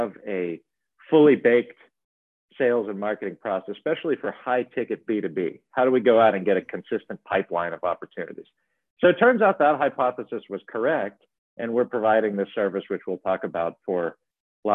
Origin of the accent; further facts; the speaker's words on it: Baltimore, Maryland, United States; moved away as an adult; now in Miami, United States; originally I'm from Baltimore, Maryland. I came down here to Miami to go to music school